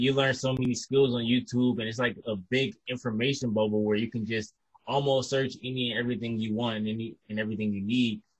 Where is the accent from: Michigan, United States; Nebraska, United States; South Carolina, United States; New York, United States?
Michigan, United States; Detroit; also born or lived in Kalamazoo, Michigan; I'm from Detroit and I grew, grew up in Detroit pretty much my whole life until about the age of 17 or 18